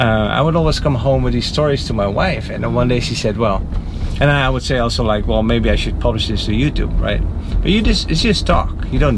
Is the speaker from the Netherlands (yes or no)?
yes; Netherlands; I'm from the Netherlands.